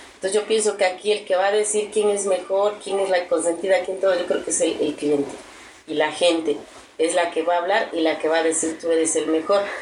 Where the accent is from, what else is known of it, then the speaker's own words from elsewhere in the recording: Tierra Blanca, Veracruz, Mexico; now in Cholula, Mexico; es donde yo nací, donde crecí